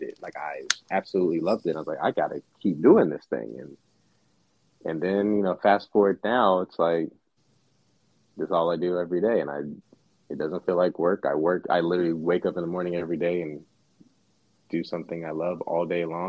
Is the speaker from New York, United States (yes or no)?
no; Dallas, Texas, United States; also born or lived in Silver Spring, Maryland / Pittsburgh; Dallas raised me. Like, I call Dallas home